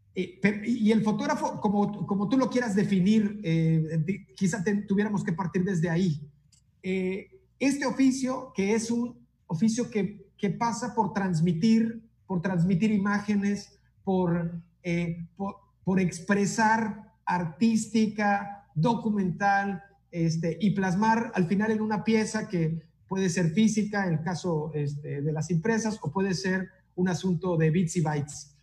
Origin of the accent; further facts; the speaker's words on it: Tabasco, Mexico; los tabasqueños estudiamos donde se nos da la chingada gana